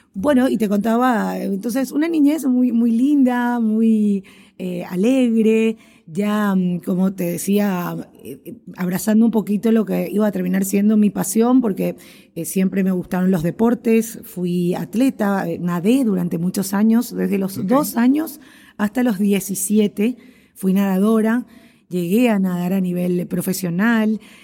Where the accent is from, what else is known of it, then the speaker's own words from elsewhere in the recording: Asunción, Paraguay; yo nací en Asunción, la capital de Paraguay. Eh, vivo aquí en Paraguay, eh, justamente en Asunción. Y bueno, me crié